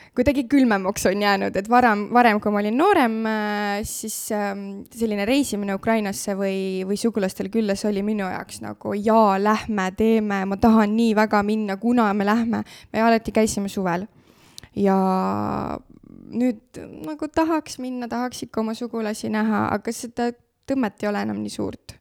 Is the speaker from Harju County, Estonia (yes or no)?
no; Saverna, Põlva County, Estonia; also born or lived in Otepää / Tartu; now in Tõrvandi, Estonia; õppisin Saverna põhikoolis üheksa aastat, äh, siis tulin Otepää gümnaasiumisse õppima kolm aastat